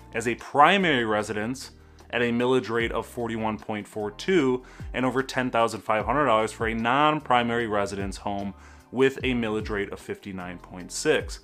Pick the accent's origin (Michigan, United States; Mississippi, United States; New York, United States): Michigan, United States; Brighton; This is my hometown